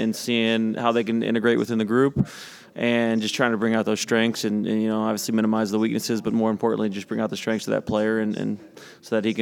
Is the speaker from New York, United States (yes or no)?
no; St. Louis, Missouri, United States; I've been born and raised in St. Louis my whole life.